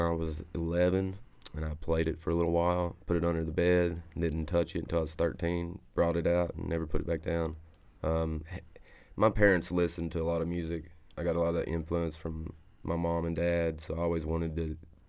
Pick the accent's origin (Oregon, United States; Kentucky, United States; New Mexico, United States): Kentucky, United States; Hazel Green; moved away as an adult; now in Mount Sterling, United States; Over in the Hazel Green, where the grass is blue and the trees are tall, man.